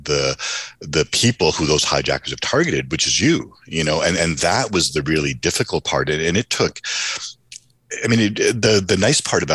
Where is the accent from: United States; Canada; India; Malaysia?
Canada; Toronto, Ontario; moved away; I grew up in Toronto.